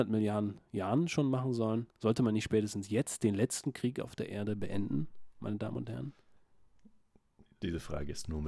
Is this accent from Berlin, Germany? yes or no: yes; Berlin, Germany; Ich komme aus Berlin.